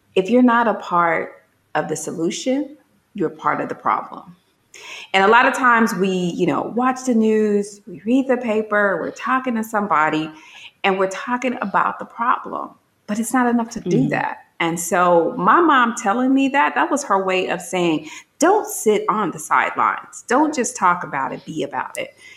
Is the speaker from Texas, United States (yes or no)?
no; Gary, Indiana, United States; moved away; I'm from Gary, Indiana, very urban